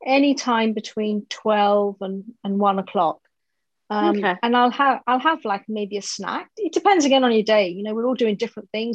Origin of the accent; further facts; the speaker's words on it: United Kingdom; I'm British Indian